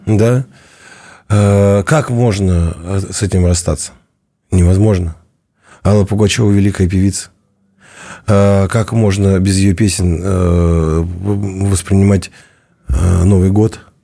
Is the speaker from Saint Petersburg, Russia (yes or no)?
no; Kemerovo, Kemerovo Oblast, Russia; я из Кемерово.